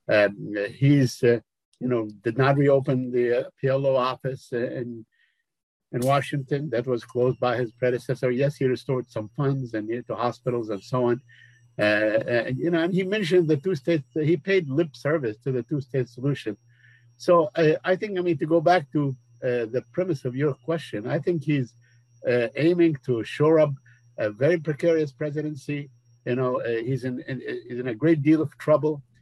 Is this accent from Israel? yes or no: no; Jerusalem, East Jerusalem, Palestine; English is a second language; to reopen the Jerusalem uh, consulate in my hometown in East Jerusalem.